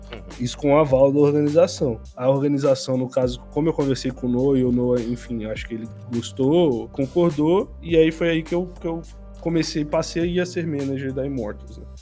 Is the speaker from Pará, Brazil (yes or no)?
no; Brasília, Federal District, Brazil; moved away as an adult; now in São Paulo, Brazil; eu estava em Brasília, eu sou de Brasília